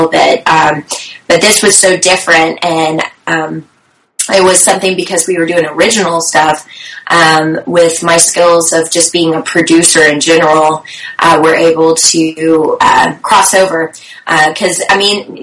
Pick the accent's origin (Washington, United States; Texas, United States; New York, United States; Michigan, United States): Texas, United States; Richardson; moved away as an adult; also born or lived in Los Angeles; I was born and raised out here in Richardson, in North Dallas.